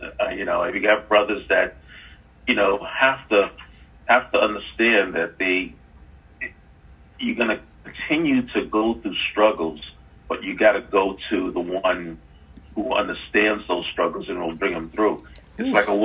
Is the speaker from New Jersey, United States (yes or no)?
no; New York City, New York, United States; I grew up in New York City